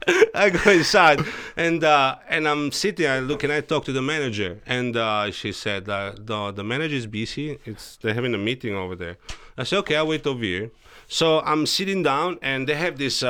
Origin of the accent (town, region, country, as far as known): Italy; English is a second language; moved away as an adult; also born or lived in Chicago area; now in Costa Rica